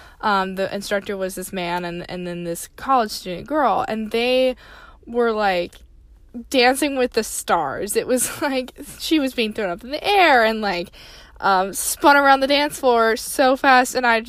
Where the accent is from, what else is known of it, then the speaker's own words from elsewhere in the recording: the South, United States; I was raised in the South.